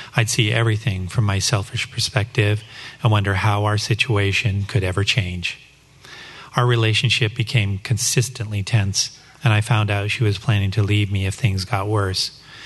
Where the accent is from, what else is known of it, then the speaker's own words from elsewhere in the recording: Denver, Colorado, United States; I grew up in the Denver, Colorado area